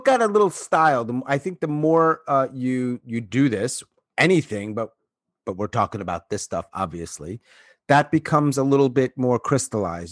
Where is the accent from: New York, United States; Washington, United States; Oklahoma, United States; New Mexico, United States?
New York, United States; Long Island; moved away as an adult; also born or lived in Florida / Atlanta / Japan